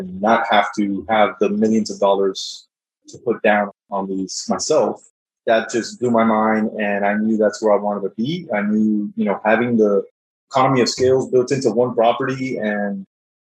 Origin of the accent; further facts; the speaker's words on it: South Florida, United States; now in Dallas, United States; I'm originally from South Florida. Now I live in Dallas